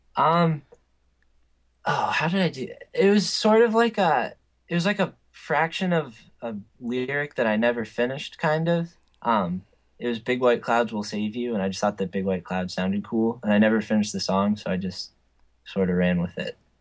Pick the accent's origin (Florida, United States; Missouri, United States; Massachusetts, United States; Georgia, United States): Massachusetts, United States; North Andover; I'm from North Andover, a small town outside of Boston